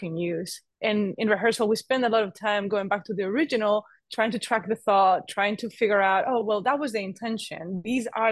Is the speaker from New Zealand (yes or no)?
no; Spain; moved away; I'm originally from Spain, but I'm half Italian